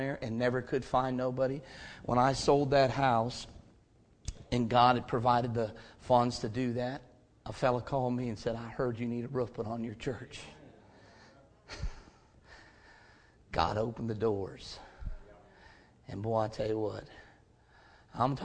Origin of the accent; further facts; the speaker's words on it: Stow, Ohio, United States; also born or lived in Hudson, Ohio; I was born and raised in Stowe, Ohio